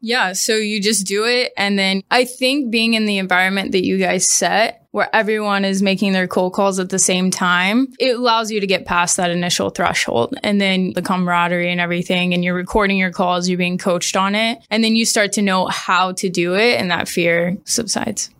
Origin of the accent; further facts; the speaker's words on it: Springfield, Missouri, United States; moved away as an adult; also born or lived in Arkansas / Washington, D.C.; I grew up in Springfield, Missouri. I left when I was eighteen for college.